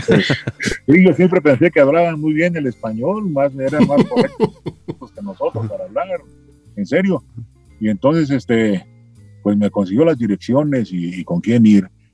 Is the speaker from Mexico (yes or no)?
yes; Mexico City, Mexico; accent: chilango; also born or lived in Chilpancingo, Guerrero; nací en Chilpancingo, Guerrero. Ah, pero vivo paisano. En vivo en la Ciudad de México desde los cuatro años, ¿sí? O sea que soy más chilango